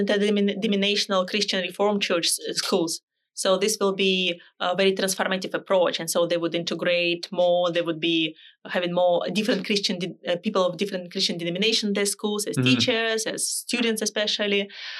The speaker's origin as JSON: {"language": "English", "country": "Canada", "said": "Okay, so I can say I'm a Canadian with Dutch roots. Yes, we have Dutch roots."}